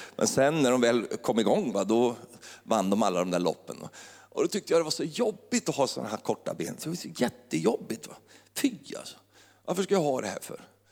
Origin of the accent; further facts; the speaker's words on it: Finnerödja, Örebro County, Sweden; moved away; då kommer jag från lilla Finnerödja.